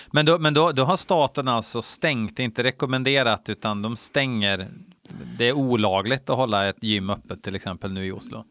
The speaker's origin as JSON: {"language": "Swedish", "region": "Värmland", "country": "Sweden", "moved": "yes", "lives_now": "Falun, Sweden", "said": "jag är från Värmland, eh, från början, men jag bor ju uppe i Falun"}